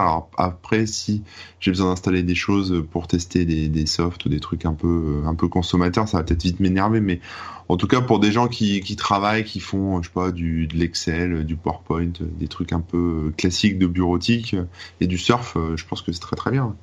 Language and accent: French; France; en tant que français